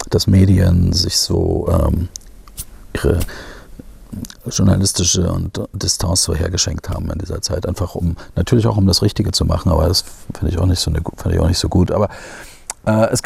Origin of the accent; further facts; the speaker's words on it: Germany; ich komme aus der DDR. Hallo, äh, ich, ich bin so groß geworden in so einer äh, Diktatur, sage ich jetzt mal.